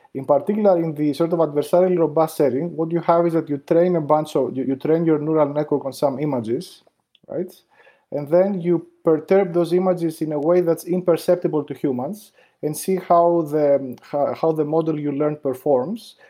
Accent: Greece; moved away as an adult; also born or lived in New York, United States; I grew up in Greece

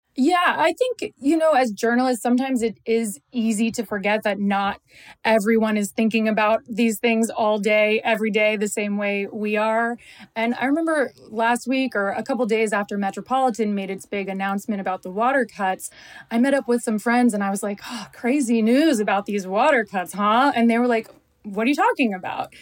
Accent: Miami, Florida, United States; moved away as an adult; now in Los Angeles, United States; I grew up in Miami, which is basically a place with too much water

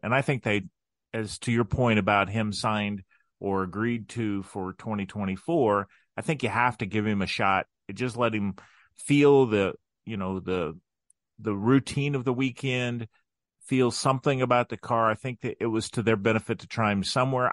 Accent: Crawfordsville, Indiana, United States; also born or lived in Frankfort, Indiana; growing up in Crawfordsville

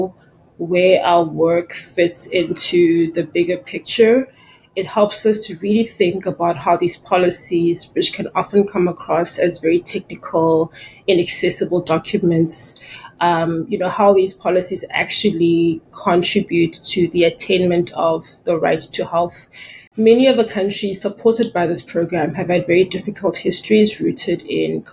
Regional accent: South Africa; my home country, South Africa

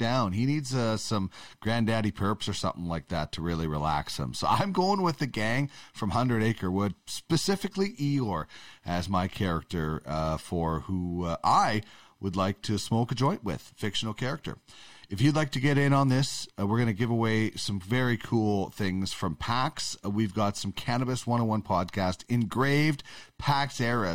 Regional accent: Manitoba, Canada; I'm from Manitoba

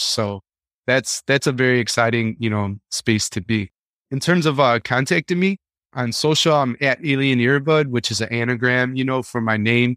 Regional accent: Chicago, Illinois, United States; growing up in Chicago

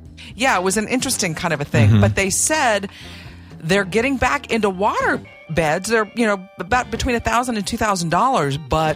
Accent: Oklahoma City, Oklahoma, United States; growing up in Oklahoma City.

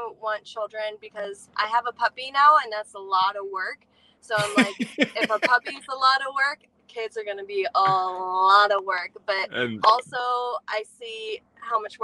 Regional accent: Florida, United States; moved away as an adult; now in Los Angeles, United States; we're both from Florida. We both went to Florida State

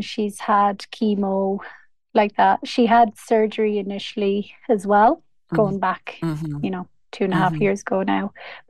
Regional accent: County Mayo, Connacht, Ireland; born or raised there; moved away as an adult; now in Oaxaca, Mexico

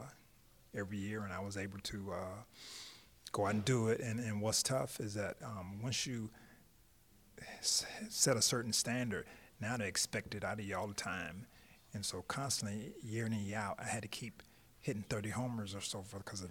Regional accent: Tampa, Florida, United States; growing up in Tampa, getting cut from a high school team

